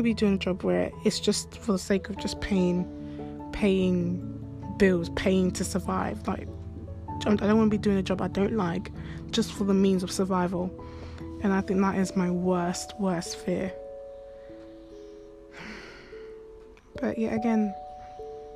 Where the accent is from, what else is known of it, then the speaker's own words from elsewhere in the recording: London, United Kingdom; I'm like from London